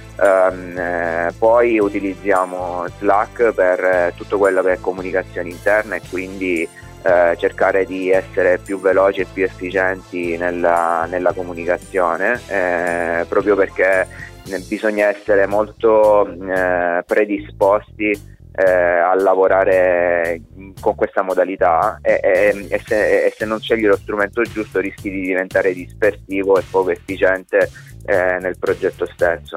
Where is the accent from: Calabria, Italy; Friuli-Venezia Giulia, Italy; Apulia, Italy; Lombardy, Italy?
Calabria, Italy; moved away as an adult; Ero un calabrese fuori sede, adesso sono un calabrese di ritorno